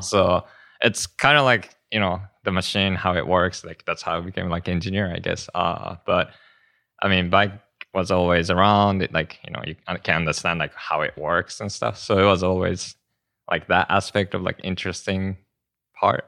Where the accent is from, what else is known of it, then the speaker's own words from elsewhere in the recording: Japan; moved away; I'm from Japan